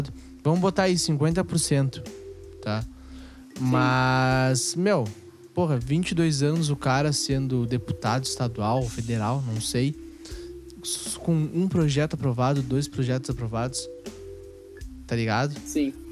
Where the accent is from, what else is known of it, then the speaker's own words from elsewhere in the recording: Brazil; a gente é brasileiro